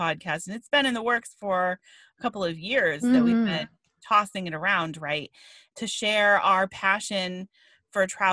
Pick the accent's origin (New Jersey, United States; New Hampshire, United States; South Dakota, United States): New Hampshire, United States; I grew up in New Hampshire